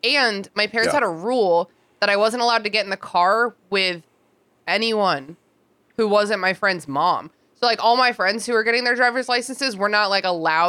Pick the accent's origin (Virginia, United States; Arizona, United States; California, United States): Virginia, United States; Fairfax; now in Richmond, United States; I grew up in Fairfax, which like has nothing. It has like a very shitty bus system.